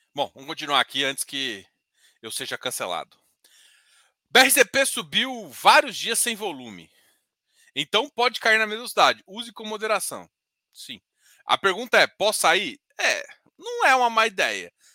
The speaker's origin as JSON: {"language": "Portuguese", "region": "Goiás", "country": "Brazil", "said": "eu sou goiano."}